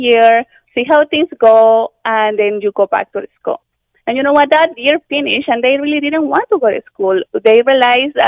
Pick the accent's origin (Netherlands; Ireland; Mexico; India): Mexico; moved away as an adult; also born or lived in London, Ontario, Canada; now in Canada; I'm originally from Mexico. And when I came to Canada 16 years ago